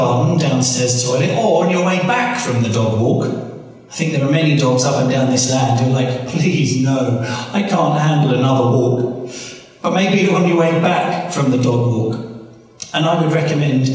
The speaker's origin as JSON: {"language": "English", "country": "United Kingdom", "said": "I'm British, it says British on my passport."}